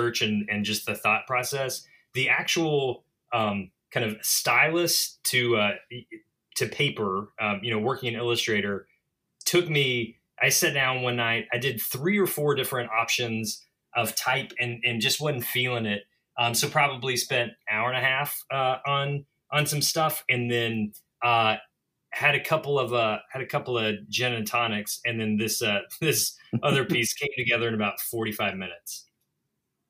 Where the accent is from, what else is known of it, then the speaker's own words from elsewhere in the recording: the South, United States; also born or lived in Mississippi; now in Boston, United States; I'm a Southerner